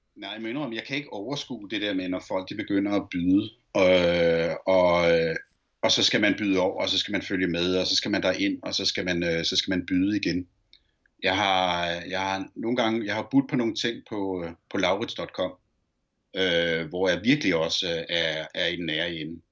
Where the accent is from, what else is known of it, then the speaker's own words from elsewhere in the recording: Copenhagen, Capital Region of Denmark, Denmark; da jeg voksede op på Ammerbrogade